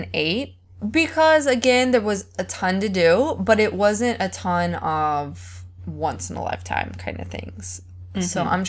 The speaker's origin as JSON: {"language": "English", "country": "United States", "said": "I'm from America"}